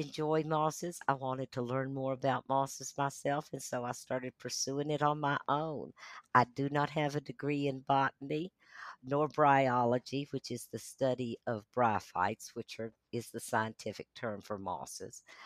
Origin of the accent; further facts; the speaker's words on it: Asheville, North Carolina, United States; also born or lived in Charlotte, North Carolina / Atlanta, Georgia / Brevard, North Carolina; I was born and raised in Asheville, North Carolina.